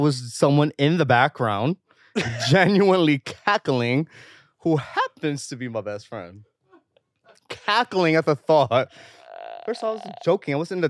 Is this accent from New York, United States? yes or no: no; Connecticut, United States; I'm from Connecticut, so I get it.